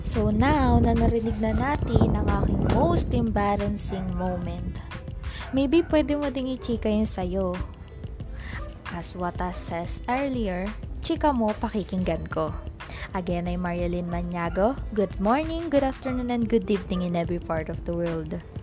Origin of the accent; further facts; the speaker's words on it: Philippines; Simula pagkabata, nasa Pilipinas